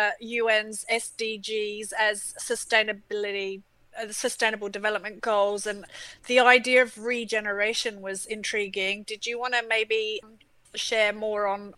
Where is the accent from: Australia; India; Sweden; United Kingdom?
Australia; Adelaide, South Australia; moved away; in my hometown, they've got kangaroos back in the city of Adelaide